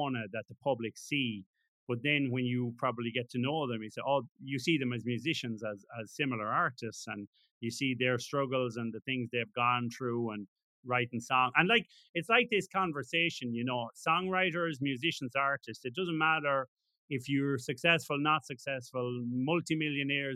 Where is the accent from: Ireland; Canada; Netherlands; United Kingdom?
Ireland